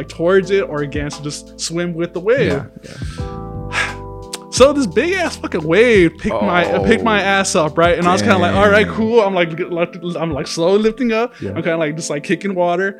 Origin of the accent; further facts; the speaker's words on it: Santa Cruz, California, United States; I grew up in the Santa Cruz area